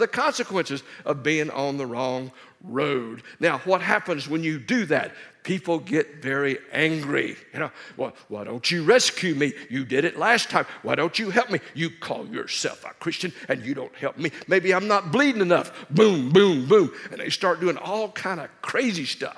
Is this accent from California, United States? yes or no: no; Dallas, Texas, United States; I'm from Dallas.